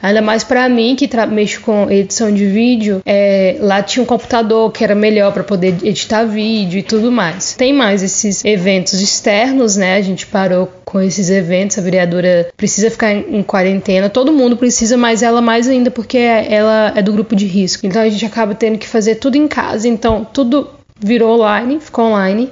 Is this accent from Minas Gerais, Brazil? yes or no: yes; Três Marias, Minas Gerais, Brazil; moved away as an adult; now in Salvador, Brazil; sou mineira, natural de Três Marias, mas atualmente estou morando em Salvador, na Bahia.